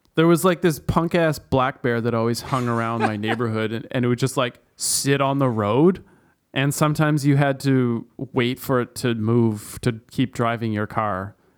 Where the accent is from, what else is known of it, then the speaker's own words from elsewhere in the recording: Canada; where I grew up in Canada, we had, like, mountain lions and cougars